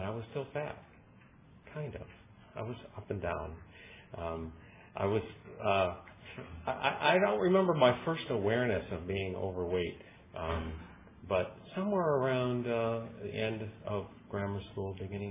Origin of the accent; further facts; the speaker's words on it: Chicago, Illinois, United States; moved away as an adult; I was born in Chicago as well